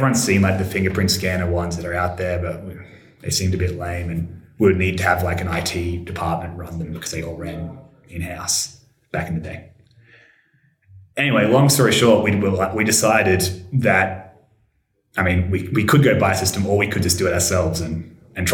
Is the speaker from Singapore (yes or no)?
no; Australia; I'm from Australia